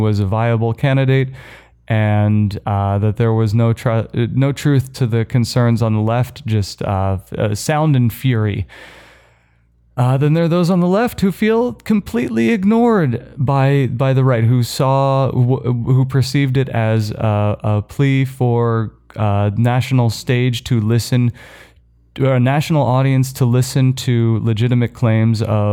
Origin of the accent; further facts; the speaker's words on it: United States; moved away; my home country